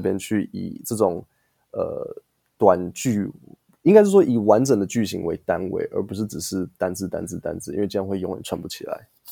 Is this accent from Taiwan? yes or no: yes; Taiwan; 我国中、高嗯。中、大学，我每一张毕业证书都是台湾发的